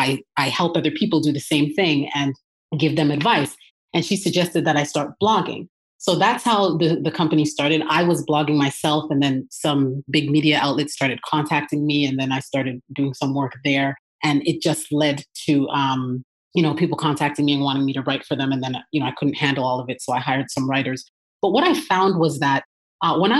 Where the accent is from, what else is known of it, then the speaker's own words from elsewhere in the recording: Toronto, Ontario, Canada; moved away as an adult; now in Atlanta, United States; I'm originally from Toronto, Canada